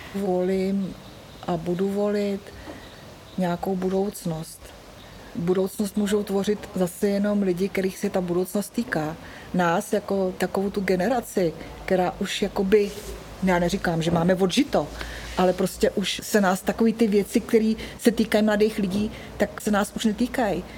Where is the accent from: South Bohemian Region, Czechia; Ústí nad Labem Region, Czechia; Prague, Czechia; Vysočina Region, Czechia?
Ústí nad Labem Region, Czechia; Jirkov; now in Vejprty, Czech Republic; pocházím původně z Podkrušnohoří, z městečka Jirkov.